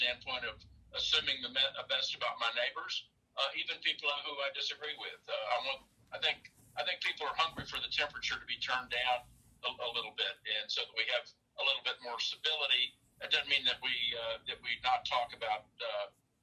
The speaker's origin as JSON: {"language": "English", "town": "Asheville", "region": "North Carolina", "country": "United States", "tie": "born or raised there", "moved": "yes", "lives_now": "Knoxville, United States", "said": "I grew up in Asheville, North Carolina. I came to Knoxville, and then I moved away and moved back."}